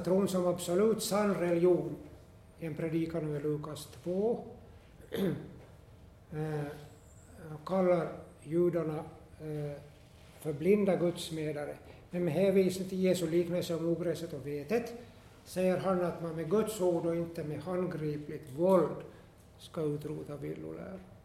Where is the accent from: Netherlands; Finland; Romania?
Finland; Esse, Ostrobothnia; jag är från, hemma från Esse